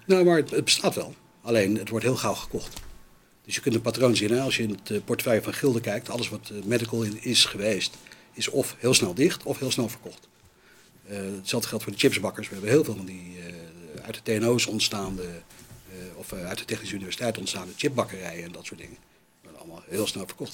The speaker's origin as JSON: {"language": "Dutch", "country": "United States", "moved": "yes", "lives_now": "Netherlands", "said": "bij ons in Amerika"}